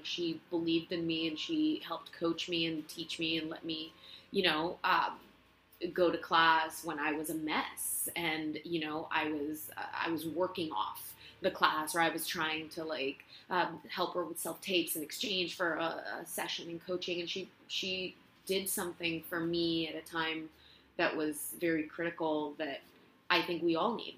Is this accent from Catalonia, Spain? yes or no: yes; Barcelona, Catalonia, Spain; English is a second language; moved away as an adult; now in Los Angeles, United States; I'm from Spain. I'm from Barcelona, born and raised, and I came to LA gosh, maybe seven years ago